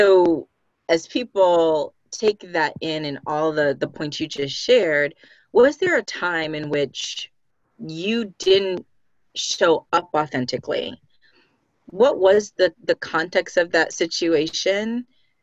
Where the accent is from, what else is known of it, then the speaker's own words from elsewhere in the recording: Boston, Massachusetts, United States; We're both from Boston, both done HR, both in tech, both coaches in the same format, both with, I'm assuming now, first generation American with parents who came from the Caribbean.